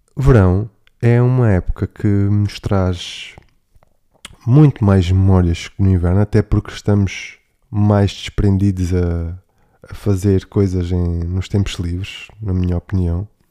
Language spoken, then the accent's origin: Portuguese; Algarve, Portugal; na minha terra, no Algarve